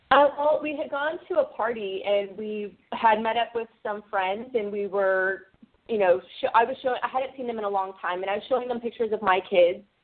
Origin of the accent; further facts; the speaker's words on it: Orange County, Southern California, United States; now in San Francisco Bay Area, United States; I grew up in Southern California in a very conservative Orange County